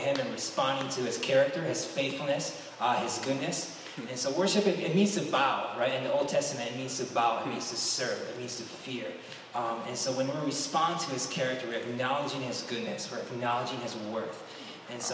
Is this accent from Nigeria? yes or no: no; Japan; moved away; I am from Japan